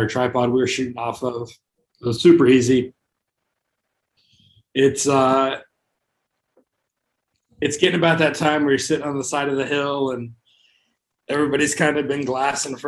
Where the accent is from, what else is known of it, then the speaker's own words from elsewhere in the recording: Las Vegas, Nevada, United States; I'm from Vegas.